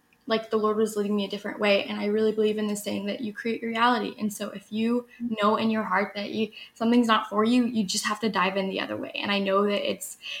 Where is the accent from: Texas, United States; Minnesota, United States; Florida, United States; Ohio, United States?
Texas, United States; Austin; I'm from Austin, Texas